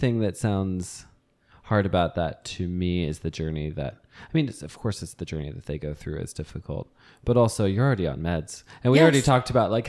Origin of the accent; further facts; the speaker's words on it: Texas, United States; So I'm Texan